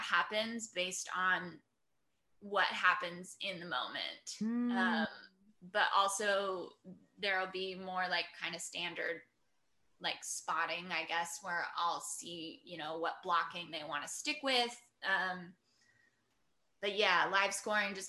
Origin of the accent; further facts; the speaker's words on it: Port Angeles, Washington, United States; I grew up in the Northwest, so it's like literally the entrance to the Olympic National Park Visitor Center was like at the end of my childhood street.